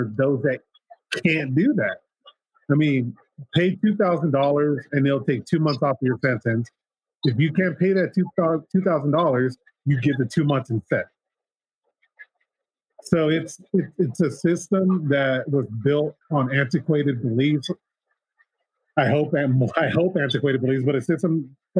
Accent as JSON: {"language": "English", "town": "San Diego", "region": "California", "country": "United States", "tie": "born or raised there", "lives_now": "San Jose, United States", "said": "I was born in San Diego, California"}